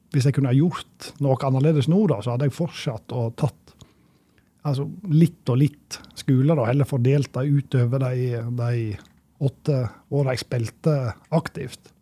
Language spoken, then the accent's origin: Norwegian; Sogndal, Vestland, Norway; moved away; also born or lived in Levanger; jeg vokste opp i Sogndal, og fra sjølve, bygda